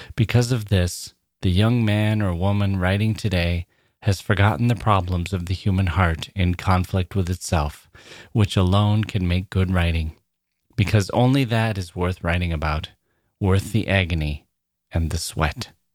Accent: United States; As an American

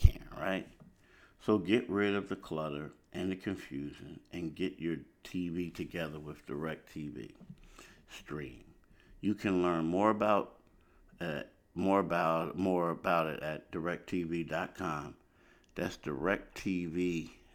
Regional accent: Philadelphia, Pennsylvania, United States; moved away as an adult; also born or lived in the South (US); I'm from Philly, but I lived down south for a decade.

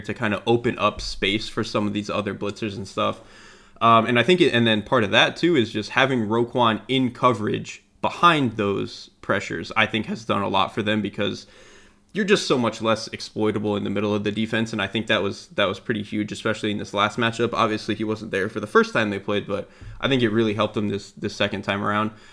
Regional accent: Florida, United States; I'm from Florida.

